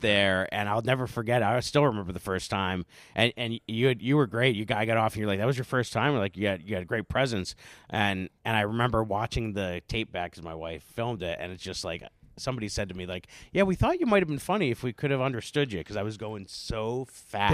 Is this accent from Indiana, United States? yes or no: no; Carbondale, Pennsylvania, United States; moved away; I'm from Carbondale, Scranton, coal mine regions.